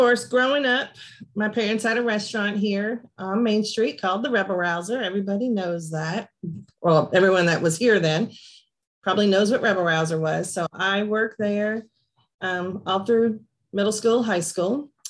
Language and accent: English; Portland, Tennessee, United States; born or raised there; also born or lived in New Jersey